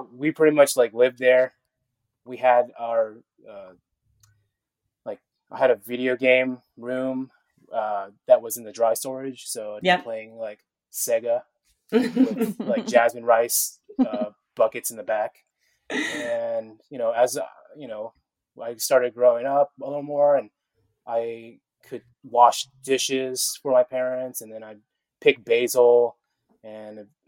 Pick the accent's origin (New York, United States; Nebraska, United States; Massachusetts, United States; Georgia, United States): Georgia, United States; Atlanta; born or raised there; also born or lived in San Diego, California / Snellville, Georgia